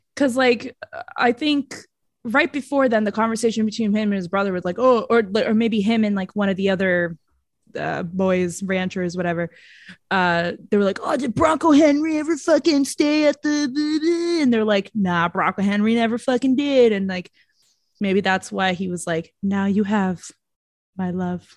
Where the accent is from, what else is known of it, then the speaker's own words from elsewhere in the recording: Brazil; accent: Brazilian; That's my Brazilian accent